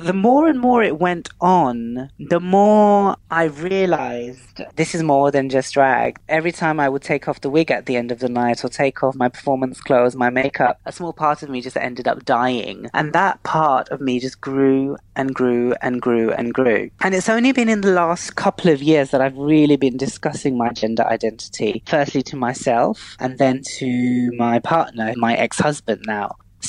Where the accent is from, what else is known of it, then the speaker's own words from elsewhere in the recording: London, United Kingdom; I'm Muslim. I'm British. I'm of Pakistani heritage. And I'm a Londoner.